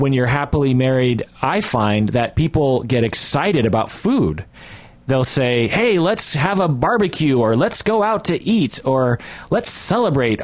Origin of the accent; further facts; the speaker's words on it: United States; I'm an American